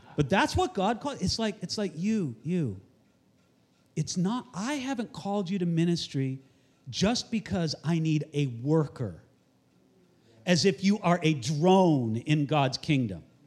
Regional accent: Santa Barbara, California, United States; I'm from Santa Barbara, California

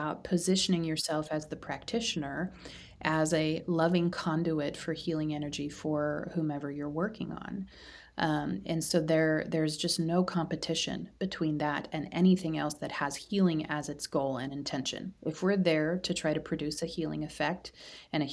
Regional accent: Midwest, United States; I live in the Midwest

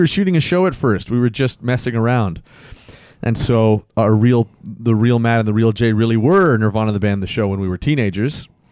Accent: Mississauga, Ontario, Canada; born or raised there; also born or lived in Toronto

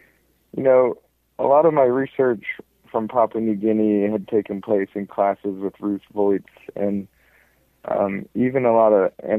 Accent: Overland Park, Kansas, United States; moved away as an adult; also born or lived in Minneapolis, Minnesota; now in Milwaukee, United States; I grew up just outside of Kansas City in the suburbs of Overland Park.

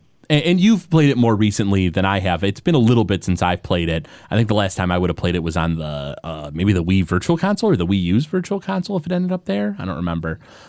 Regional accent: Detroit, Michigan, United States; born and raised in the Detroit area

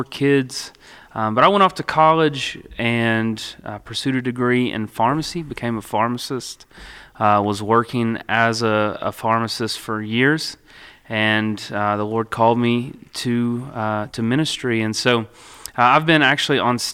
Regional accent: Russell County, Virginia, United States; also born or lived in Lebanon, Virginia; I grew up in Russell County

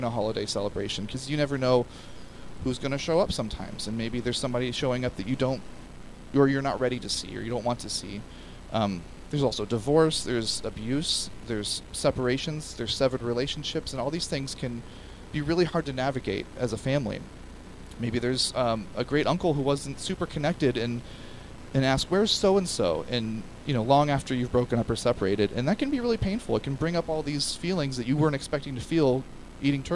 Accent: United States; as an American culture

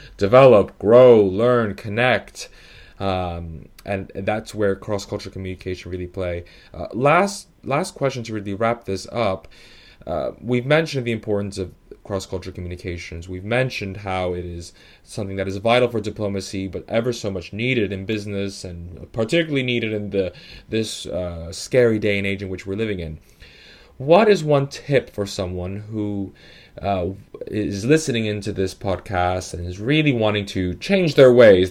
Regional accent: New York, United States; now in London, United Kingdom; I happen to be, uh, Italian and Dominican, but born in New York

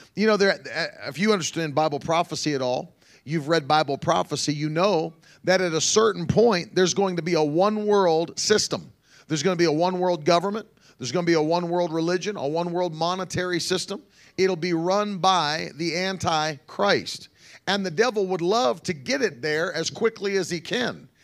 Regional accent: Ida May, West Virginia, United States; That's where I grew up, middle of nowhere, West Virginia

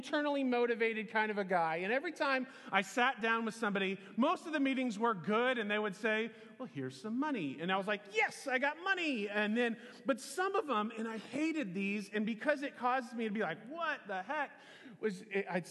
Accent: Lawrence, Kansas, United States; moved away as an adult; I grew up in Lawrence, Kansas.

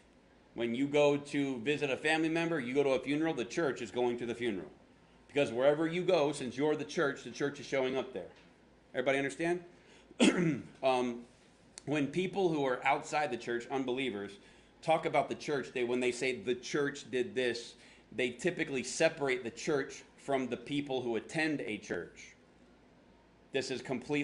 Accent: Florida, United States; now in Phoenix, United States; I'm from Florida

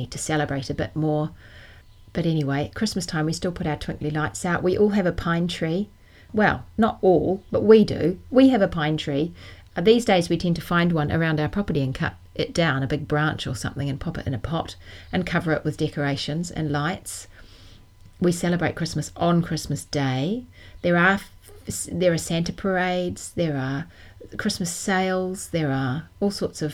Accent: Auckland, New Zealand; moved away as an adult; also born or lived in London, United Kingdom; I grew up in New Zealand, in Auckland

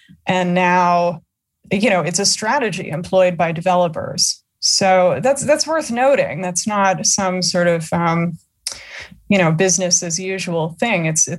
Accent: New Jersey, United States; I am from Jersey

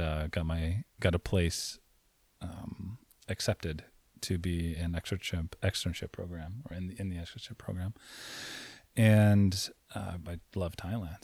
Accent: Saint Croix, U.S. Virgin Islands; moved away; I grew up in Saint Croix in the U S Virgin Islands.

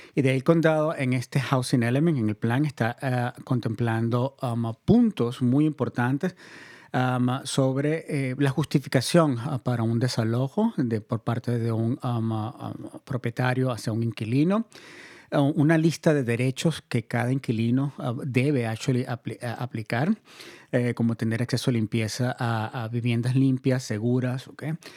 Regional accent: Venezuela; moved away; Venezuela, de donde yo soy originario

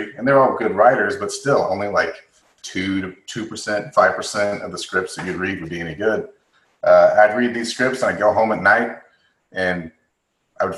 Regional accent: Midland, Texas, United States; now in Los Angeles, United States; I'm from West Texas, Midland, Texas.

